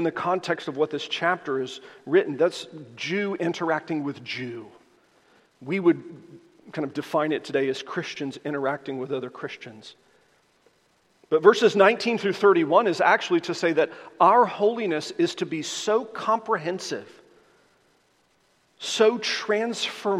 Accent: the American South, United States; I am a Southerner

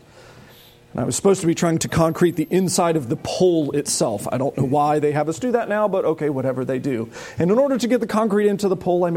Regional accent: United States; as American Christians

